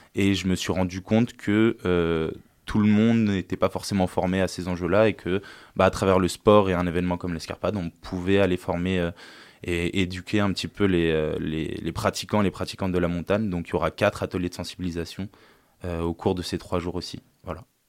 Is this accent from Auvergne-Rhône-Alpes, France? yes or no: yes; La Terrasse, Auvergne-Rhône-Alpes, France; also born or lived in Lille; je suis originaire de la région de Grenoble, de la vallée du Grésivaudan et d'un petit village qui s'appelle La Terrasse